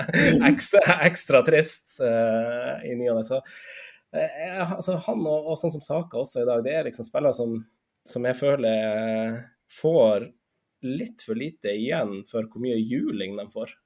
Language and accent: Norwegian; Finnsnes, Troms, Norway; moved away; jeg er fra Finnsnes, da jeg fortsatt bodde på Finnsnes